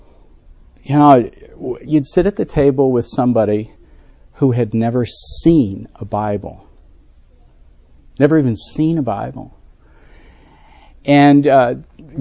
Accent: Western New York, United States; I grew up in Western New York.

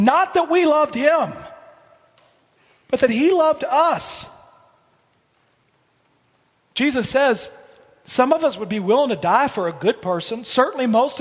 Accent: Blue Ridge Mountains, Virginia, United States; where I grew up in Virginia in the Blue Ridge Mountains

